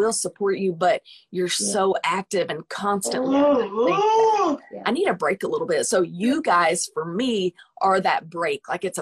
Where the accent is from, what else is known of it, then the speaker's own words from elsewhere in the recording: United States; I'm a musician from the United States, from United States